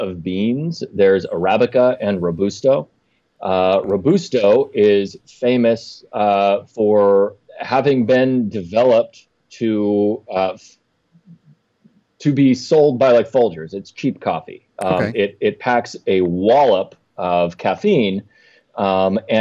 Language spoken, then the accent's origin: English; Meadville, Pennsylvania, United States; my hometown of Meadville, Pennsylvania.